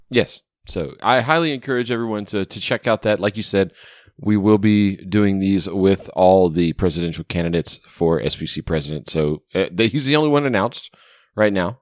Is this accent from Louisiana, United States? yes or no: yes; Louisiana, United States; down in my home state, God's country, Louisiana.